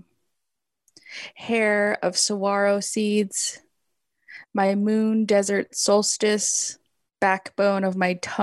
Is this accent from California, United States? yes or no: yes; Los Angeles, California, United States; grew up in Los Angeles